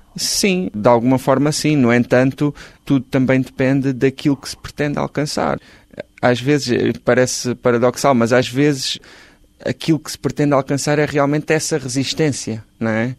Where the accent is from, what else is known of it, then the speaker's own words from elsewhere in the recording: Galveias, Alentejo, Portugal; moved away as an adult; Eu nasci em Galveias, no Conselho de Ponte Soura, no distrito de Porto Alegre, vivi lá até aos 18 anos